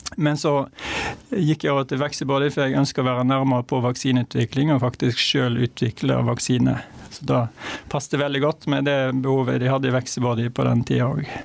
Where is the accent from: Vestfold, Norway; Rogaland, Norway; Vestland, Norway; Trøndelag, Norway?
Vestland, Norway; Hardanger; Jeg er fra Hardanger